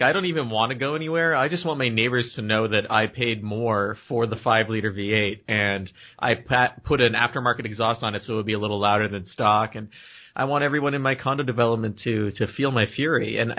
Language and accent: English; Canada; I'm Canadian